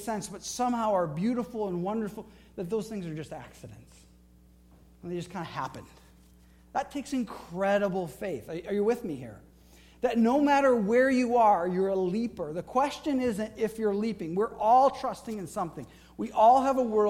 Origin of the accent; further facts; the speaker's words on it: Flint, Michigan, United States; I grew up in Flint, Michigan